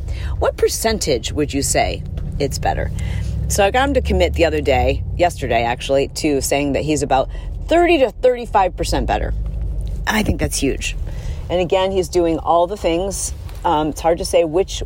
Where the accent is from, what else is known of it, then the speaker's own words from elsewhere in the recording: Midwest, United States; growing up in the Midwest